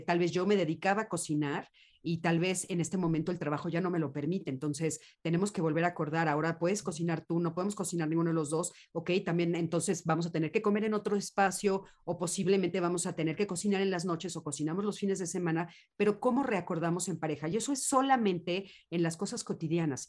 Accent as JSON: {"language": "Spanish", "country": "Mexico", "said": "En, México estamos viviendo otra realidad"}